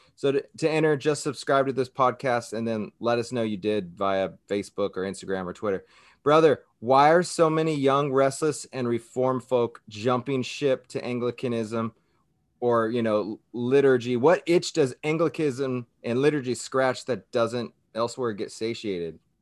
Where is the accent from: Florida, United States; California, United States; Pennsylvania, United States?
California, United States; Southern; now in Hawaii, United States; I grew up in Southern California